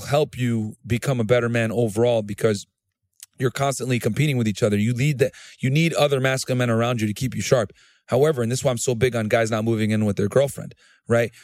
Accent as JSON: {"language": "English", "area": "New Britain", "region": "Connecticut", "country": "United States", "tie": "born or raised there", "also_born_or_lived": "Laredo, Texas", "moved": "as an adult", "said": "I grew up in, I'm from New Bern, Connecticut originally"}